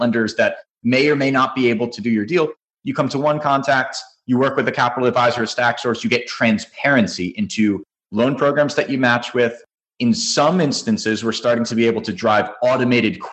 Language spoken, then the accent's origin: English; New Jersey, United States; now in Florida, United States; I grew up in New Jersey, but I'm now currently in Florida